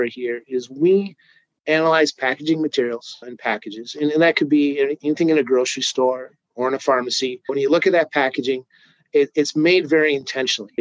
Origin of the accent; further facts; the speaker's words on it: St. Paul, Minnesota, United States; I grew up in Minnesota, born in St. Paul, lived, raised here